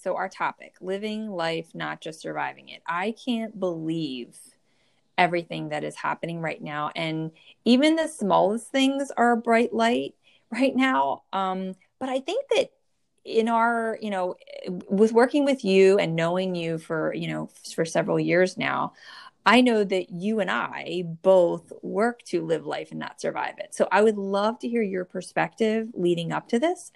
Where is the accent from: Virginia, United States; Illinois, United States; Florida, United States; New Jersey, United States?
New Jersey, United States; born or raised there